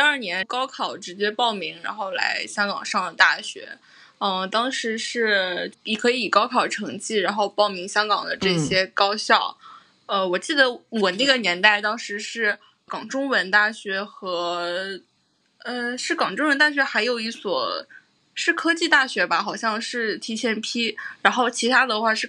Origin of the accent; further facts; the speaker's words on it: Fujian, China; moved away as an adult; now in Hong Kong; 我是从我和小雨都是从福建来的嘛，就是像厦门。或者福州